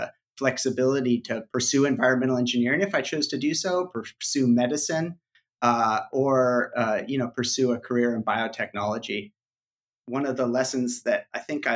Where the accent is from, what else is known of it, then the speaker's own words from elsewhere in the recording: Santa Rosa, California, United States; I was born and raised in California. I grew up mostly in Santa Rosa, which is about 40 miles north of San Francisco